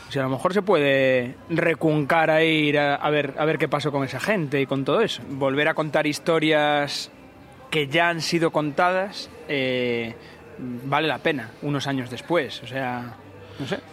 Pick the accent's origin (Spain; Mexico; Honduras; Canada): Spain; Galicia; yo soy gallego